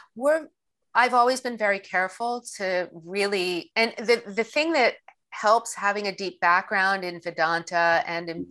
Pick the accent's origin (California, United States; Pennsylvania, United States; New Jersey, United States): Pennsylvania, United States; Pittsburgh; I grew up in Pittsburgh